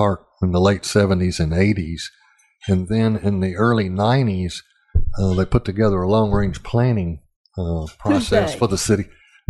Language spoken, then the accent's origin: English; Little Rock, Arkansas, United States; When I was growing up in Little Rock in the 50s and 60s